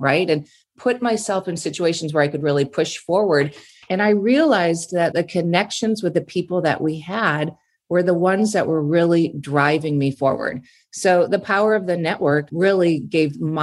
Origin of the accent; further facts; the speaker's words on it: Minnesota, United States; moved away as an adult; now in California, United States; I grew up in Minnesota, pretty simple background.